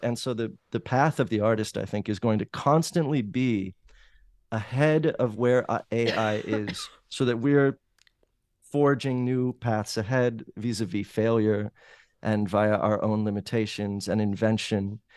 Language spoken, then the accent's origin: English; Los Angeles, California, United States; moved away as an adult; now in New Orleans, United States; I grew up in the Valley in Los Angeles